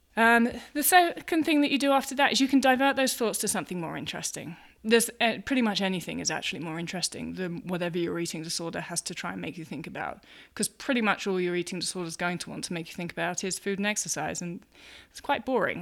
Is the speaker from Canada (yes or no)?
no; England, United Kingdom; moved away as an adult; now in United States; I'm, I'm English, I'm living in America